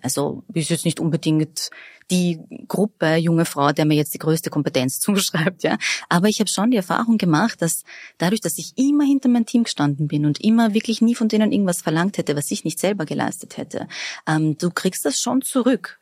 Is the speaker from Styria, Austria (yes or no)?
no; Vienna, Austria; Ich bin in Favoriten aufgewachsen und habe am Räumerplatz das Biber in die Hand gedrückt bekommen